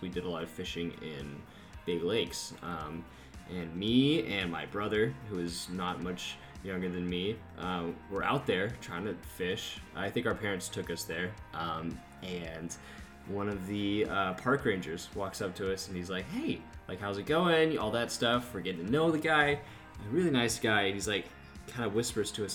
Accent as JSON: {"language": "English", "town": "Valley View", "region": "Texas", "country": "United States", "moved": "as an adult", "lives_now": "College Station, United States", "said": "I am currently living in College Station, Texas, and I'm originally from Valley View, Texas"}